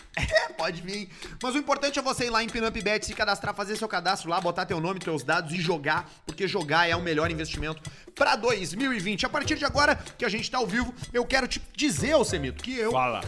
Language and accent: Portuguese; Porto Alegre, Rio Grande do Sul, Brazil; eu, como um bom nascedor da Zona Norte, sou da Zona Norte